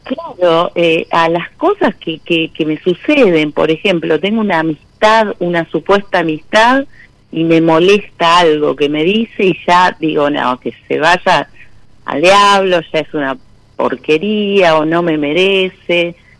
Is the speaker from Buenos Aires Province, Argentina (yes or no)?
yes; La Plata, Buenos Aires Province, Argentina; Soy de La Plata